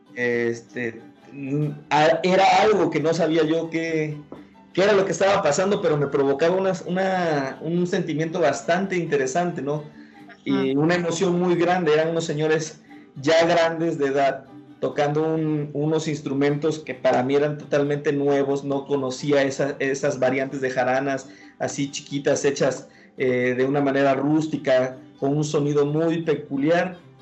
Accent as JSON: {"language": "Spanish", "region": "Veracruz", "country": "Mexico", "tie": "born or raised there", "said": "aunque soy eh, de Veracruz, yo nací en, Veracruz, Puerto"}